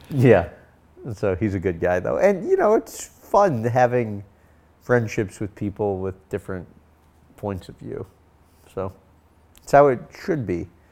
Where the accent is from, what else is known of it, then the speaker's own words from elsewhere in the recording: St. Louis, Missouri, United States; I was born and raised in Saint Louis